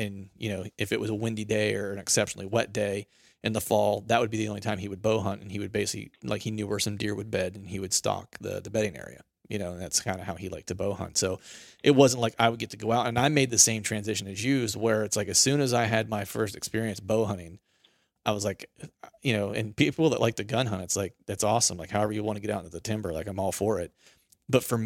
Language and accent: English; Bedford, Pennsylvania, United States; moved away; I grew up similarly in Pennsylvania